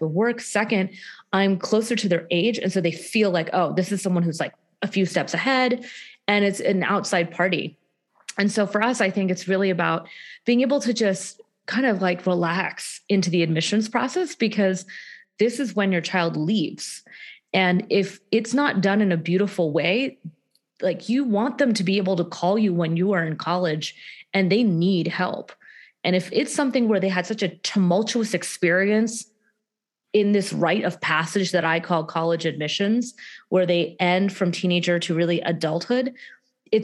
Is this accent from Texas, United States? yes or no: yes; Houston, Texas, United States; I am from Houston, Texas